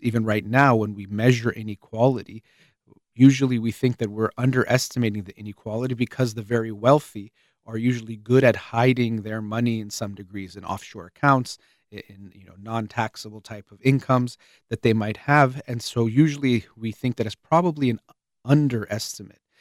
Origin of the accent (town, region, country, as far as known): United States